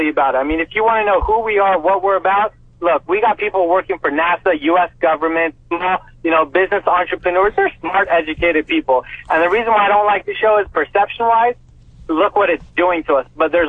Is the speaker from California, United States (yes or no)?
yes; Orange County, California, United States; I'm from Orange County